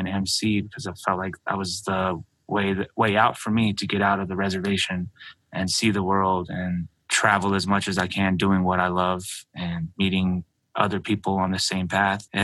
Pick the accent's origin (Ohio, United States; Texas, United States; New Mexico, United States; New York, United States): New Mexico, United States; Albuquerque; also born or lived in Navajo Nation reservation, New Mexico; I was born and raised in Albuquerque, New Mexico. Then I moved to the reservation at a young age